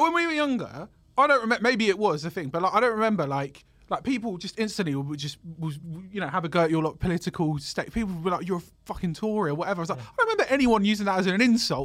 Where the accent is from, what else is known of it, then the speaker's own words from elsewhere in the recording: London, United Kingdom; I grew up in North London